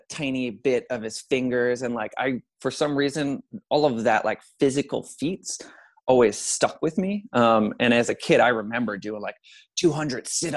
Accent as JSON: {"language": "English", "area": "Long Island", "region": "New York", "country": "United States", "said": "So I'm originally from Long Island, New York. I grew up in a family of five"}